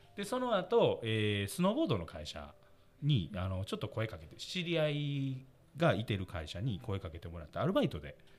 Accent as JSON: {"language": "Japanese", "region": "Osaka", "country": "Japan", "tie": "born or raised there", "accent": "Osaka dialect", "said": "大阪出身です。"}